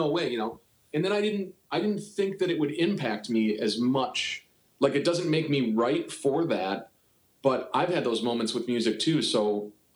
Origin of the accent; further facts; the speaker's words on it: Buffalo, New York, United States; moved away as an adult; now in Cleveland, United States; I'm from Buffalo, New York